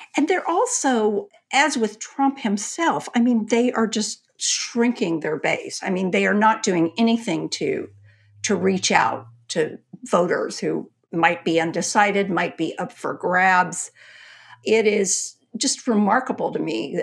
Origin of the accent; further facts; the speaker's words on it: Texas, United States; I'm a Texan